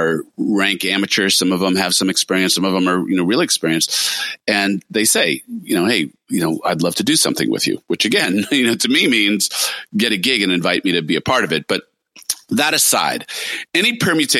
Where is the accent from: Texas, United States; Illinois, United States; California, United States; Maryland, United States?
California, United States; also born or lived in New York; a Californian most of my life